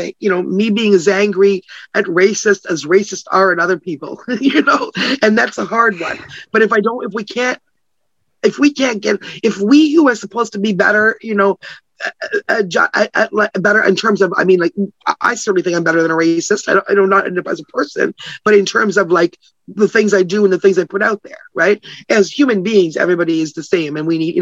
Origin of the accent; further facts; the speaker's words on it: Canada; I'm Canadian. I'm not even American.